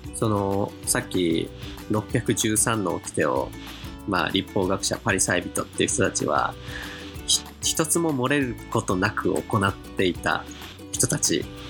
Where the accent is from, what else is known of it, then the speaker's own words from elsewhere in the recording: Kanagawa, Japan; 僕神奈川生まれなんですけど